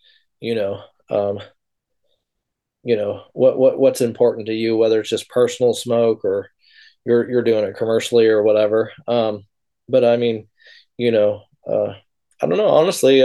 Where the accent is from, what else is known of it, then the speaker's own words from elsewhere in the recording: Humboldt, California, United States; I grew up in Humboldt